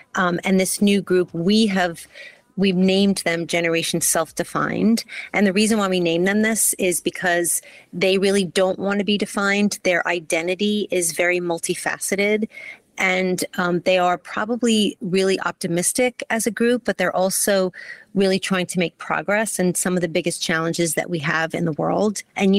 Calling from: New York, United States; I'm calling in from New York.

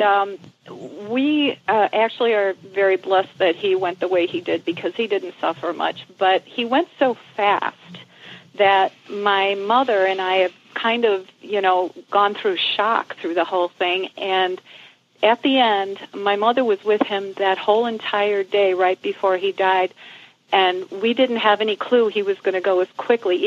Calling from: Glenwood, Illinois, United States; I'm calling from Glenwood, Illinois, which is close to Chicago.

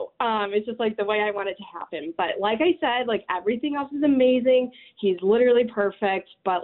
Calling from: Chicago, Illinois, United States

